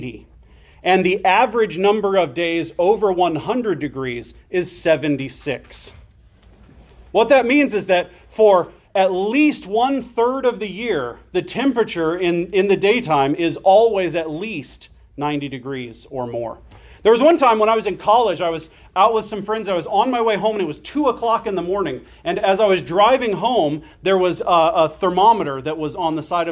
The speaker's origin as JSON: {"language": "English", "town": "Phoenix", "region": "Arizona", "country": "United States", "tie": "born or raised there", "also_born_or_lived": "Florida", "moved": "yes", "said": "So I grew up in Arizona. I lived for a number of years in Florida when I was very young, but I grew up in Arizona. And not just in Arizona, but I grew up in Phoenix."}